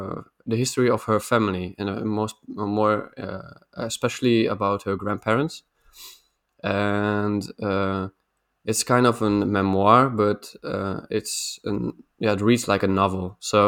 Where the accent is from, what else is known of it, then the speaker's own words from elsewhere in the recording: Netherlands; also born or lived in Sweden; And so we left Sweden and I'm back in the Netherlands again.